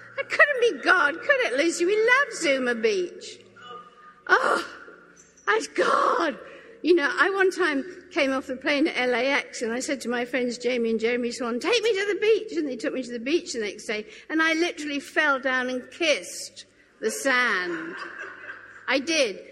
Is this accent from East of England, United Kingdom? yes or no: yes; Norfolk Broads, East of England, United Kingdom; I grew up on the Norfolk Broad, so rowing was like a kind of a given.